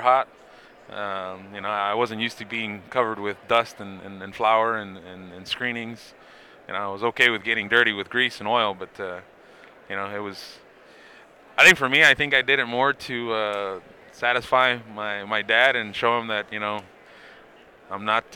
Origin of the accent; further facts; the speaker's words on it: Los Angeles, California, United States; I'm from Los Angeles